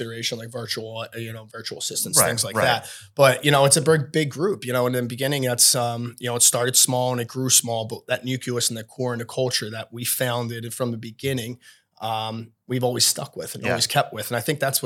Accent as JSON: {"language": "English", "town": "Philadelphia", "region": "Pennsylvania", "country": "United States", "tie": "born or raised there", "said": "I was born and raised in Philadelphia my whole life"}